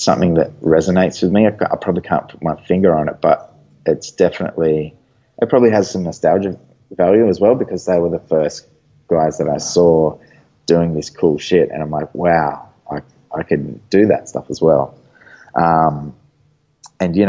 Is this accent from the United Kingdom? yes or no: no; Gold Coast, Queensland, Australia; on the Gold Coast in my hometown